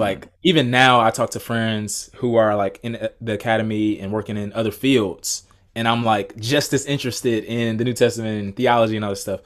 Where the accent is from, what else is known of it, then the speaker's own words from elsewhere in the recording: Atlanta, Georgia, United States; I grew up in Atlanta, Georgia. Actually still live in Atlanta now.